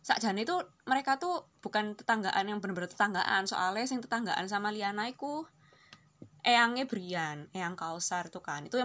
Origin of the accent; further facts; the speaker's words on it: Surabaya, East Java, Indonesia; accent: Surabayan; sejauh ini gue kalau ngomong logatnya kayak gimana dan karena kita ngomongnya Surabayaan mau ngomong Surabayaan aja kali ya